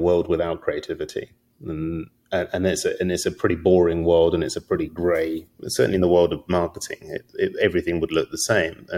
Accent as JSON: {"language": "English", "region": "London", "country": "United Kingdom", "moved": "yes", "lives_now": "California, United States", "said": "I'm not from California. I'm from London"}